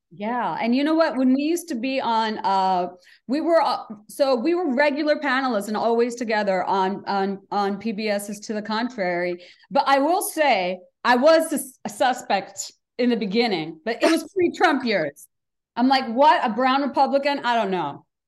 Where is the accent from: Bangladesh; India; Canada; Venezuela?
Bangladesh; moved away as an adult; now in United States; I'm uh, Bangladeshi American because I came here for college